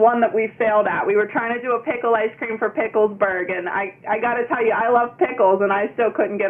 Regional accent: Hampton, United States; I was born and raised in Hampton my whole life, so it is really cool to have people recognize me from when I'm younger or people's siblings.

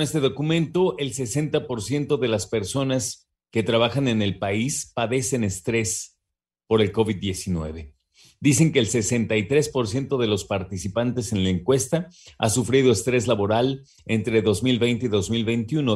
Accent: Mexico; como mexicanos, mexicanas que somos

